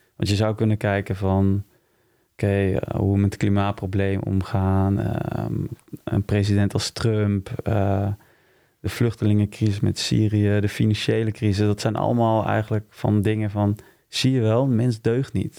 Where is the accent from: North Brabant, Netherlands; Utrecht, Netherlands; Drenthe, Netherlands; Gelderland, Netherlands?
Utrecht, Netherlands; also born or lived in Wijk bij Duurstede; In Wijk Beduursteden ben ik geboren. Maar ik heb hier in Utrecht op uh, gezeten. Dus ik zie hem wel meer als een eh, Utrechtse jongen